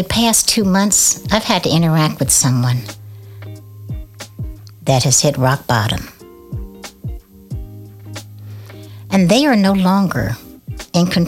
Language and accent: English; Oakland, California, United States; I'm from Oakland, California